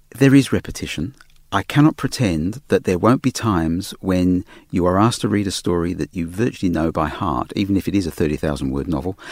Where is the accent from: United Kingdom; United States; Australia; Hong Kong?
Australia; accent: Australian; my Australian accent